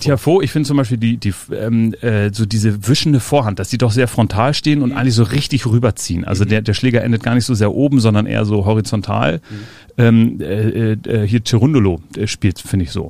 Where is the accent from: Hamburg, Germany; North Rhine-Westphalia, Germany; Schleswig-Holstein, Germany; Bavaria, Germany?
Hamburg, Germany; ich bin ja in den Elbvororten aufgewachsen